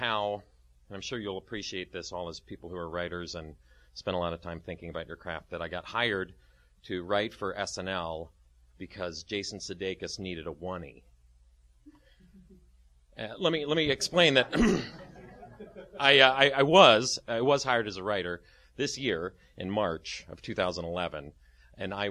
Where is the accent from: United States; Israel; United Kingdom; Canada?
United States; Dayton, Ohio; moved away as an adult; also born or lived in St. Louis / Chicago / Twin Cities; now in Studio City, United States; I was born in the Midwest. I was raised in Dayton